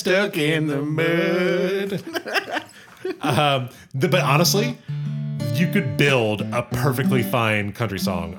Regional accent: Georgia, United States; I grew up in Georgia, and I drove a truck in high school. So in a very rural part of Georgia.

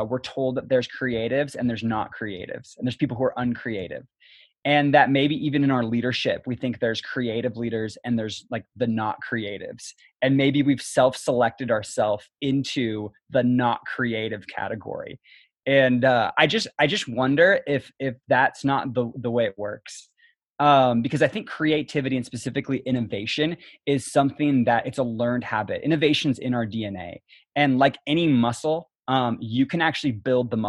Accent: Kitsap County, Washington, United States; I grew up in Kitsap County, so kind of homegrown. I went to North Kitsap High School, and so grew up in the area

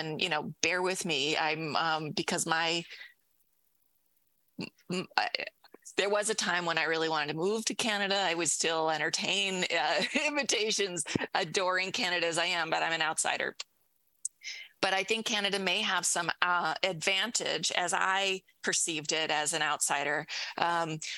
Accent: United States; as an American

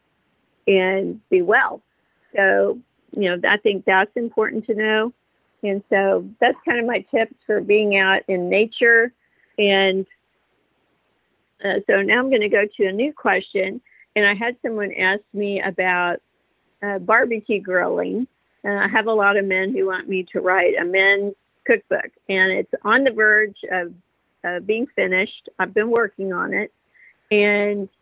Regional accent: Texas, United States; I'm from Texas

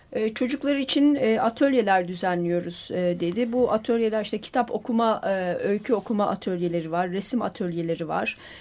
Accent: Turkey; biz Türkiye'liler olarak

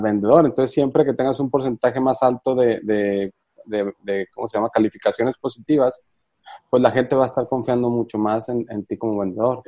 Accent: Mexico; como mexicanos

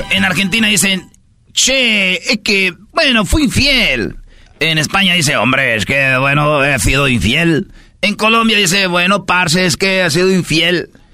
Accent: Mexico; Somos México

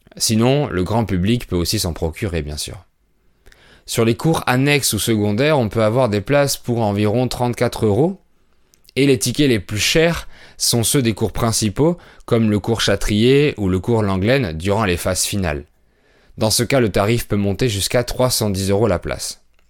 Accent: France; je suis français

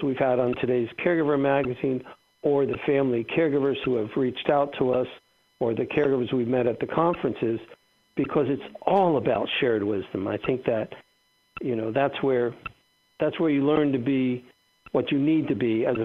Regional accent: South Florida, United States; moved away as an adult; also born or lived in Atlanta; we're all from South Florida

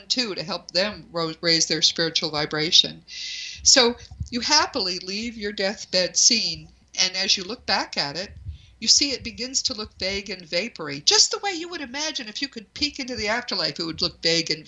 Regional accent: New England, United States; I'm from New England

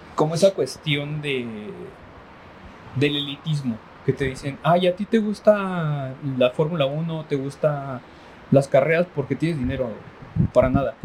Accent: Mexico; somos mexicanos

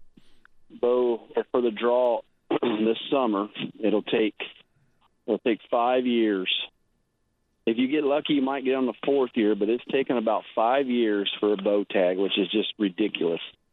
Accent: Keosauqua, Iowa, United States; now in Fairfield, United States; I was born and raised in Kissauqua, which is the county south, Van Buren

